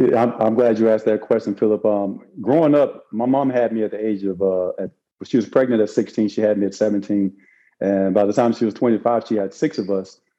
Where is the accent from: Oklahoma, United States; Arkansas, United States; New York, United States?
Arkansas, United States; moved away as an adult; now in Florida, United States; I ended up working in the summertime raising fish in Arkansas